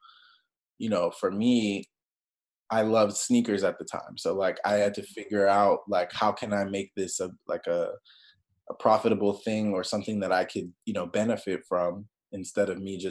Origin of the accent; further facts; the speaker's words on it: Maryland, United States; I grew up in Maryland in the middle of nowhere